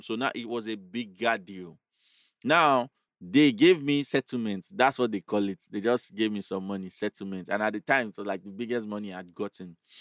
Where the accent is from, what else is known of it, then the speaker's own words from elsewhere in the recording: Agege, Lagos, Nigeria; I was this guy from Agege.